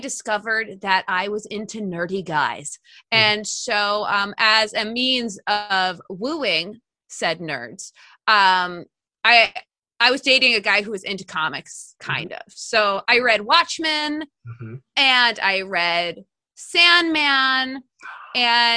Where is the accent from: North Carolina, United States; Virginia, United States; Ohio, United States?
Virginia, United States; also born or lived in California; We moved to Virginia when I was like 2.5